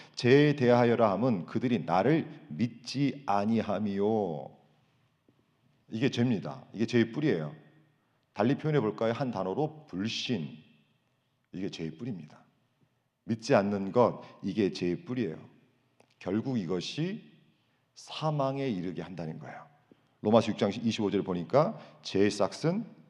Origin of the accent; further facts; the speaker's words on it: South Korea; moved away as an adult; now in United States; 한국에서 우리가 생활할 때